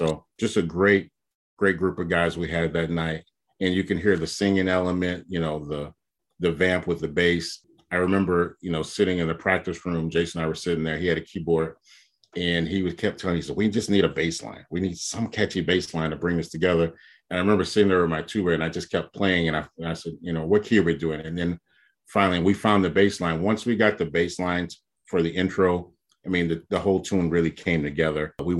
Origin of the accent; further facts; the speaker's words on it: Houston, Texas, United States; I grew up in Houston, Texas. You know, my mom is the pastor, so I grew up in church